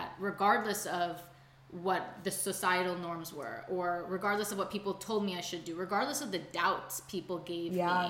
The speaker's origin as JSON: {"language": "English", "town": "Chicago", "region": "Illinois", "country": "United States", "moved": "as an adult", "lives_now": "Los Angeles, United States", "said": "I'm originally from Chicago, but now I live in Los Angeles, approaching my 1 year anniversary here"}